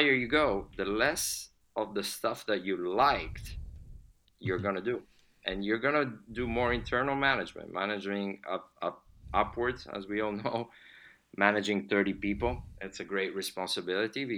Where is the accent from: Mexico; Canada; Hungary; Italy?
Italy; Milan, Lombardy; moved away as an adult; also born or lived in Switzerland; now in United States; I was born and raised in Milan.